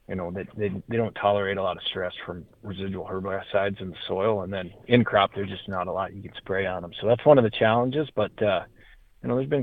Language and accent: English; Sheridan County, Montana, United States; I grew up in Sheridan County, Montana, which is as far northeast in Montana as you can go